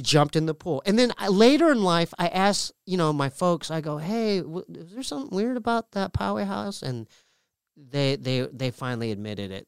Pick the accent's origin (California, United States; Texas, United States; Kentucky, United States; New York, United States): California, United States; Poway; We're from Poway